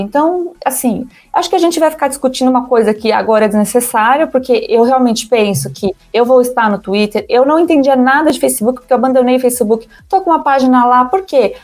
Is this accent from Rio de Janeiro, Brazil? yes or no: no; São Paulo, Brazil; autêntica da Moca, eu não moro mais lá na Moca, mas eu cresci na Moca